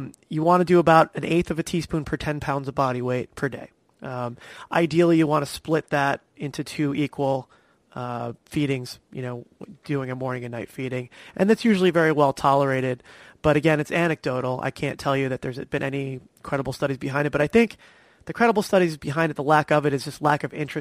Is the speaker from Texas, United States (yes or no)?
no; New Jersey, United States; also born or lived in Long Island, New York; now in Florida, United States; I grew up in New Jersey